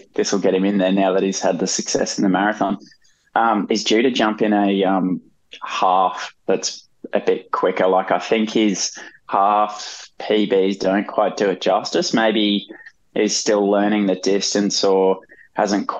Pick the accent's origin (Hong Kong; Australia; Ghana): Australia; Brisbane, Queensland; being from Brizzy, like, I'm not a local on the coast